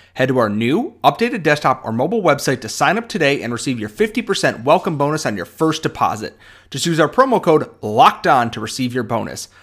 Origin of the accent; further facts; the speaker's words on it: Rochester, New York, United States; I am obviously from Rochester, New York, home of the garbage plate